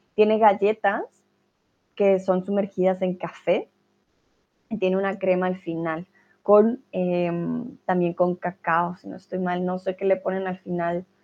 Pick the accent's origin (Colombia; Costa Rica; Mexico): Colombia; now in Germany; soy de Colombia, estoy aquí en Alemania.